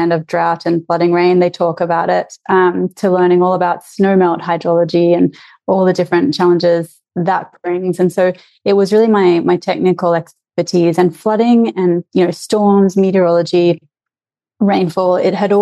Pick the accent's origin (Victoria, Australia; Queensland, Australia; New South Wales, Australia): Queensland, Australia; near Brisbane, Southeast; I grew up in Southeast Queensland, near Brisbane, Australia